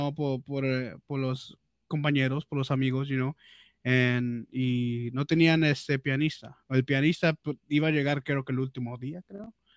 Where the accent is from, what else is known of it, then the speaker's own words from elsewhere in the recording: Peru; accent: Peruvian; Spanish is a second language; mi, mi, mi acento peruano